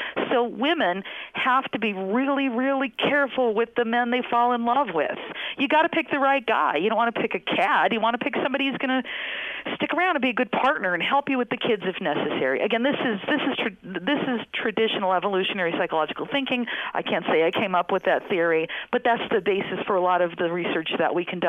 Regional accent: United States; I'm from the States

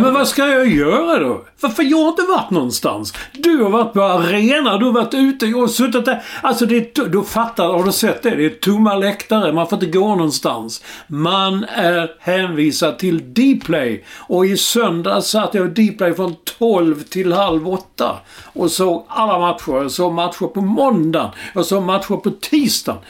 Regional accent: Skåne, Sweden; vi är skåningar.

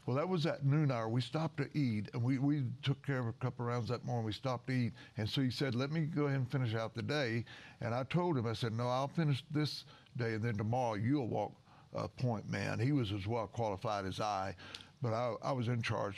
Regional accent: Southern Illinois, United States; I was born and raised in Southern Illinois

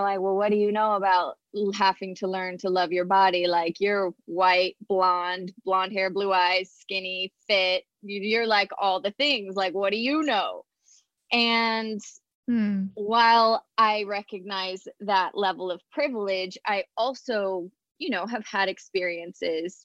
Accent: Colorado, United States; moved away as an adult; I was fresh from Colorado

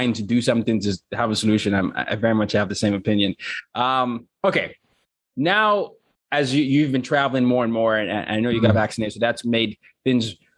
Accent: Nigeria; I'm from Nigeria

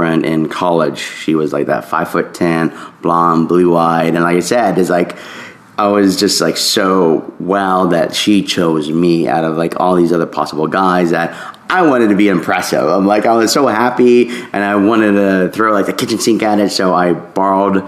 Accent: the South, United States; for the longest time growing up in the South

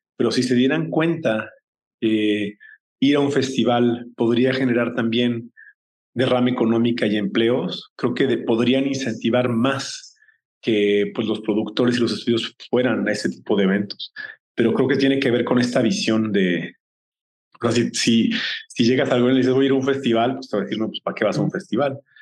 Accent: Mexico; como, como mexicanos

